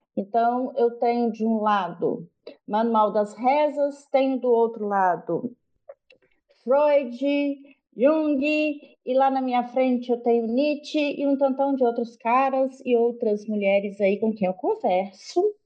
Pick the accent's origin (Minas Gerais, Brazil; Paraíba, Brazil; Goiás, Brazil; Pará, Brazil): Minas Gerais, Brazil; Eu sou mineira lá da roça, nasci numa comunidade é, rural chamada Palmulato